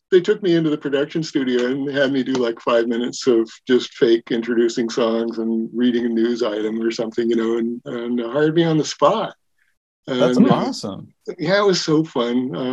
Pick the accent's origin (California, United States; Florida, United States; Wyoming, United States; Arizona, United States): Wyoming, United States; now in Eugene, United States; grew up in Wyoming, and you know, I was kind of a redneck out there. And when we moved to Eugene, I just totally moved to the left and embraced the tie-dye hippie culture.